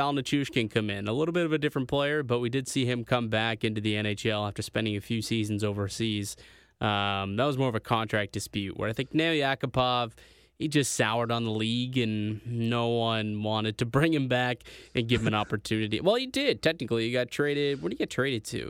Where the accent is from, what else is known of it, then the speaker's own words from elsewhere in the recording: Niagara, Ontario, Canada; my hometown of Niagara